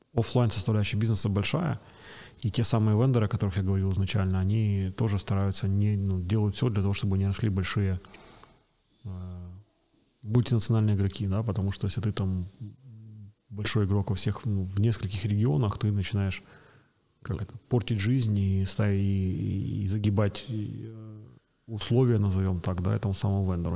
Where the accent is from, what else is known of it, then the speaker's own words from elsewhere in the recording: Kyiv, Ukraine; Родился и вырос на Печерске